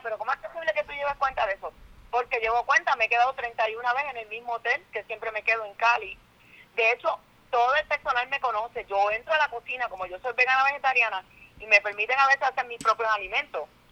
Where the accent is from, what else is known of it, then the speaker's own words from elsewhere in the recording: Puerto Rico; una artista puertorriqueña